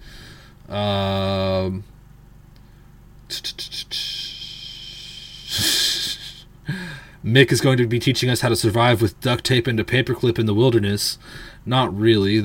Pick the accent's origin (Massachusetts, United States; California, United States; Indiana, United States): California, United States; I'm from California